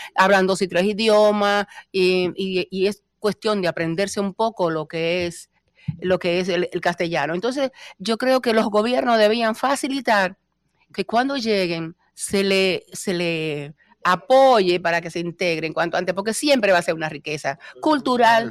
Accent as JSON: {"language": "Spanish", "town": "Moca", "region": "Espaillat", "country": "Dominican Republic", "tie": "born or raised there", "also_born_or_lived": "Santo Domingo", "moved": "as an adult", "lives_now": "Spain", "said": "el orgullo que tengo de haber nacido en Moca"}